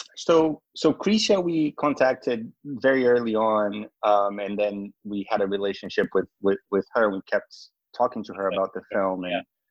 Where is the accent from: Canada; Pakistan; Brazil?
Brazil; now in United States; I'm not from the U.S. originally. I'm from Brazil